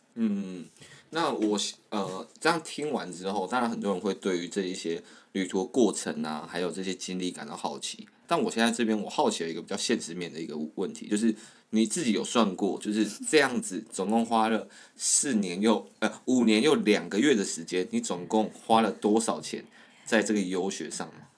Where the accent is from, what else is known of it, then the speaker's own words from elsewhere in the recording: Tainan, Taiwan; accent: Taiwanese-accented Mandarin; 我本身呢是在台湾的台南